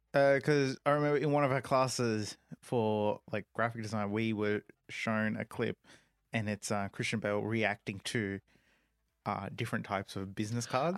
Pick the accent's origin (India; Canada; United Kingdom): India; as an Indian myself